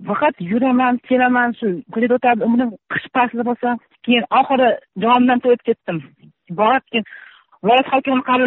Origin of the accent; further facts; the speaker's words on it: Baliqchi district, Andijan Region, Uzbekistan; o'sha yerda o'sganman o'sha yerda tug'ilganman